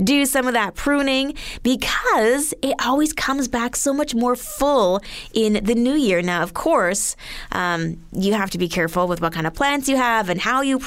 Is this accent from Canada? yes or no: yes; Alberta, Canada; moved away; back home, I'm from Alberta, we had to bag everything